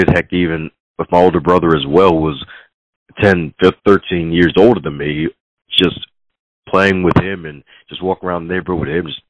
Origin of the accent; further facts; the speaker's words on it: Baltimore, Maryland, United States; Even though I put the T in Baltimore, I am from Baltimore